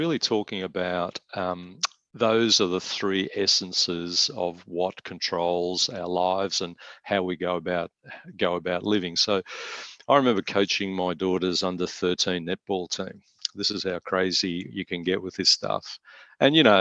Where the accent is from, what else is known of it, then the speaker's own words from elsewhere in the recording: Melbourne, Victoria, Australia; my illustrious Richmond Football Club growing up in Tigerland